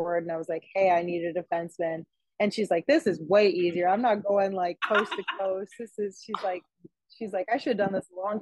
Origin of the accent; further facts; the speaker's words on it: Michigan, United States; moved away; I'm also originally from Michigan